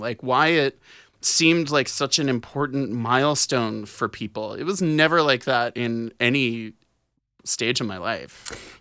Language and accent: English; New Orleans, Louisiana, United States; moved away as an adult; now in Los Angeles, United States; I grew up in New Orleans, born and raised